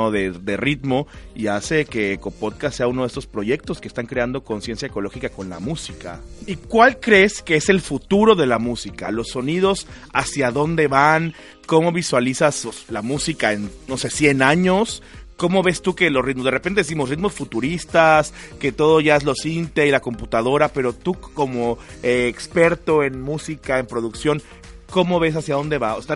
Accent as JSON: {"language": "Spanish", "region": "Tabasco", "country": "Mexico", "said": "Tabasco. Mi tierra."}